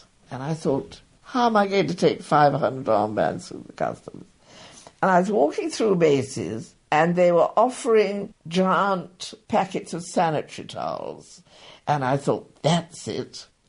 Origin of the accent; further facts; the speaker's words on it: England, United Kingdom; moved away; also born or lived in New York; being English